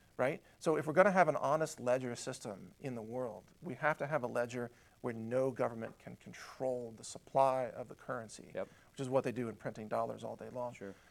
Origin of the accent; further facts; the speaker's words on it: United States; I'm from America